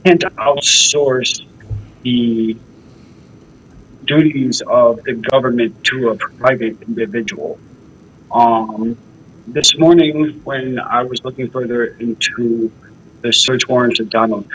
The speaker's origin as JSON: {"language": "English", "town": "Denver", "region": "Colorado", "country": "United States", "tie": "born or raised there", "moved": "as an adult", "said": "I walk the streets of my hometown in Denver"}